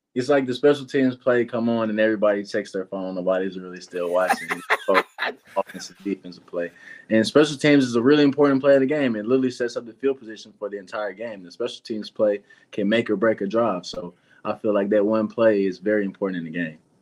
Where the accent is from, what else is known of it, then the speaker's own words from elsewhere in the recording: Atlanta, Georgia, United States; I'm from Atlanta too